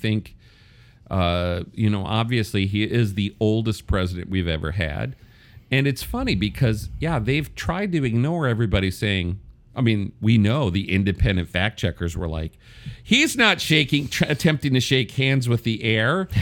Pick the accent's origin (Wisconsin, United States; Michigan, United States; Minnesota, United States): Wisconsin, United States; I come from purple Wisconsin.